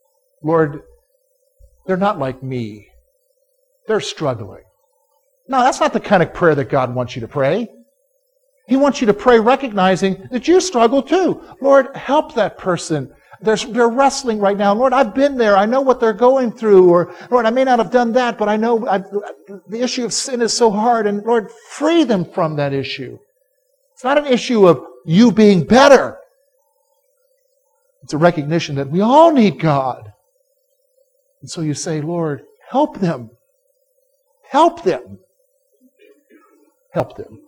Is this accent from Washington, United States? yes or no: no; South Carolina, United States; as a boy, I was growing up in South Carolina